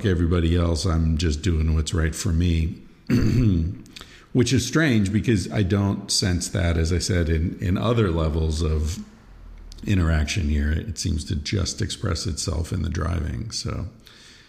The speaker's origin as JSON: {"language": "English", "country": "United States", "said": "as an American being raised in the you're welcome, thank you, dialogue ping pong situation"}